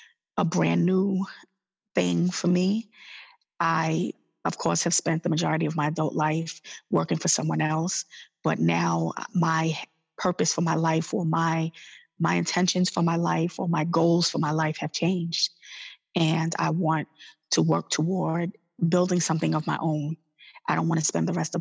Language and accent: English; New York City, New York, United States; moved away as an adult; now in Maryland, United States; I'm originally from New York City, and I relocated to Maryland about 16 years ago with my son